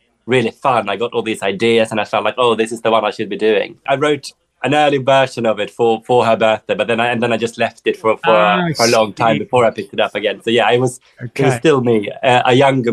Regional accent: Sweden; moved away; I grew up in the Swedish forest

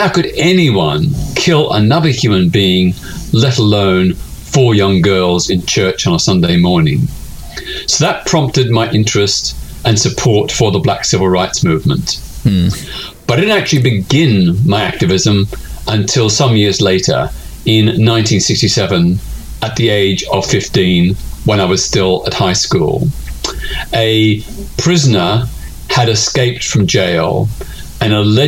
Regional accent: Melbourne, Victoria, Australia; I was living in my hometown of Melbourne, Australia

